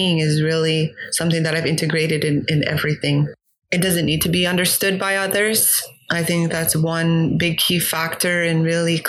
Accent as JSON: {"language": "English", "town": "Kahnawake", "region": "Quebec", "country": "Canada", "also_born_or_lived": "Algonquin territory", "moved": "yes", "said": "from Gahnawage, which is located in the province of Quebec"}